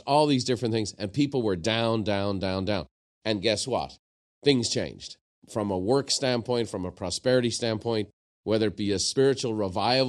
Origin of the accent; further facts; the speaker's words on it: Ireland; I'm from Ireland